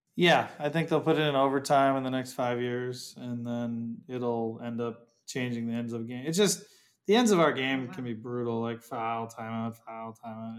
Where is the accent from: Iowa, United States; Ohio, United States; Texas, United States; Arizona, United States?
Ohio, United States; I'm from Ohio